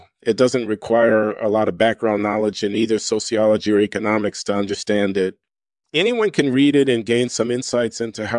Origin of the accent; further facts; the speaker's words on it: Baltimore, Maryland, United States; born there; I was born in Baltimore, Maryland in 1953.